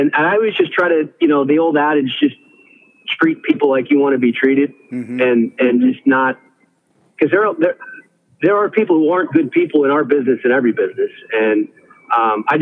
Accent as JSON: {"language": "English", "town": "Washington", "region": "District of Columbia", "country": "United States", "tie": "born or raised there", "moved": "yes", "lives_now": "Los Angeles, United States", "said": "I grew up in Washington, D.C."}